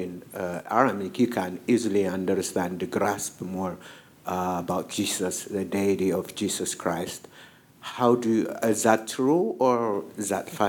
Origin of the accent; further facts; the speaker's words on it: Ethiopia; moved away; I'm originally from Ethiopia. I came here 2003.